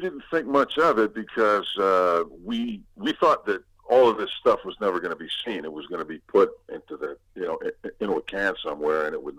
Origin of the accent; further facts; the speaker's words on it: Brooklyn, New York, United States; Well, we're from East New York in Brooklyn, Sunnyside Avenue and Miller.